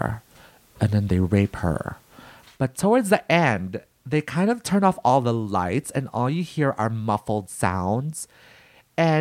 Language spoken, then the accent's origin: English; Philippines; being Filipino, I come from the land of rape and murder